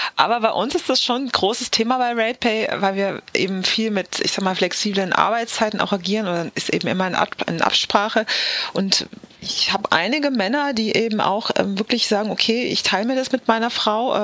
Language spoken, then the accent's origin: German; Southern Germany, Germany; ich bin in Süddeutschland aufgewachsen